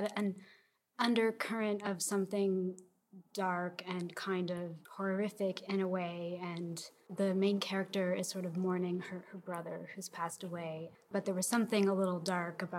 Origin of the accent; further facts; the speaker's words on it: Fredericton, New Brunswick, Canada; moved away as an adult; also born or lived in Victoria / Toronto; now in Montreal, Canada; I'm originally from Fredericton, New Brunswick, but I've been here for about 11 years.